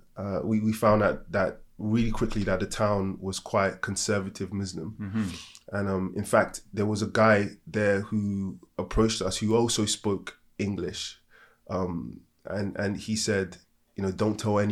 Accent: Nigeria; I'm African and from Nigeria

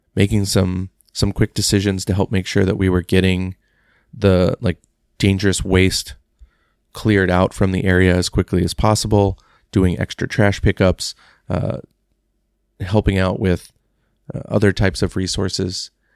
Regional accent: Texas, United States; Growing up in Texas

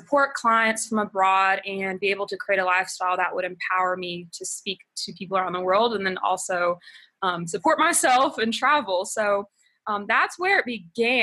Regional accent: Alabama, United States; moved away as an adult; now in Ecuador; I'm originally from Alabama, but we've been living here for going on 3 years now

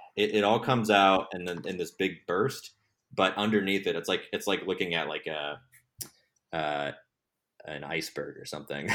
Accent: Texas, United States; moved away as an adult; now in Los Angeles, United States; I'm from Texas originally. I moved out to Los Angeles in twenty fourteen to work in television

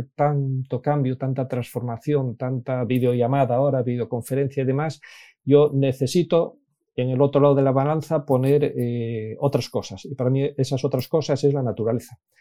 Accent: Infiesto, Asturias, Spain; accent: Asturian; Muy, muy asturiano, nací efectivamente en, en Infiesto.

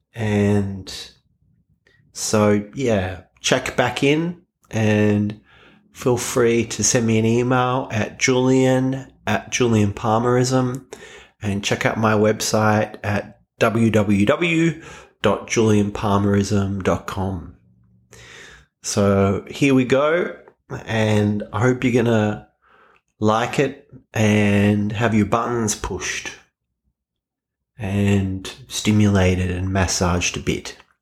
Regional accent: Australia; I am Australian

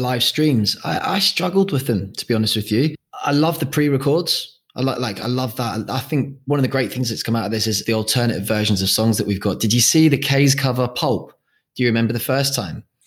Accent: Jersey; moved away as an adult; now in Australia; I've been out here for seven years, and I'm originally from Jersey

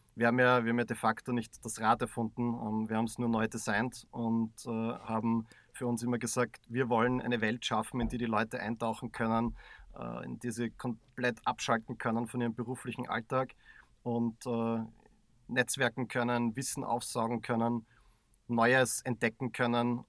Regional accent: Graz, Styria, Austria; wir als waschechte Grazer

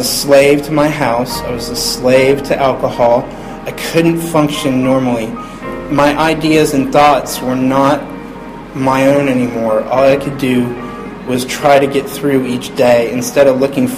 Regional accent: Upper Arlington, Ohio, United States; also born or lived in Columbus, Ohio; I'm from Columbus, and I grew up in a town called Upper Arlington

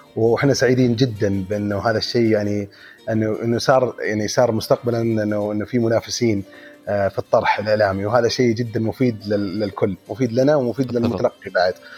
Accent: Saudi Arabia; عندنا في السعوديه

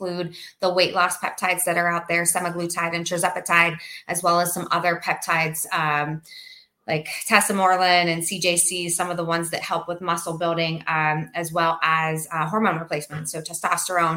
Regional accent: Pennsylvania, United States; now in Naples, United States; I'm from Pennsylvania.

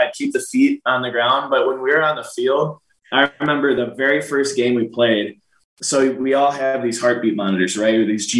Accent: Green Bay, Wisconsin, United States; Shoot, Green Bay is like it's a really, really small town, right?

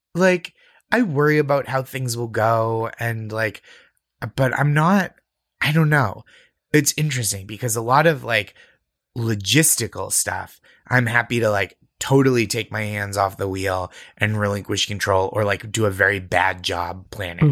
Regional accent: New England, United States; I grew up in New England.

